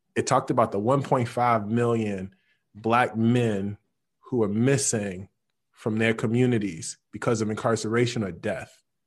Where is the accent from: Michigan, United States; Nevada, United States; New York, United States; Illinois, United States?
Illinois, United States; Chicago; when I'm growing up in Chicago, on the low end